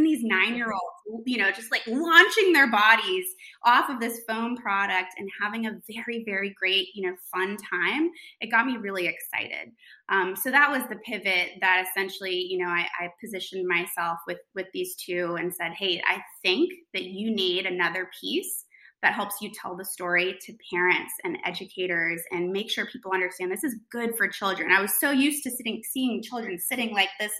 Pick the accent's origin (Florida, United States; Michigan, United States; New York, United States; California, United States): New York, United States; moved away as an adult; now in North Carolina, United States; I'm from New York. I went to high school in New York. I came down here for college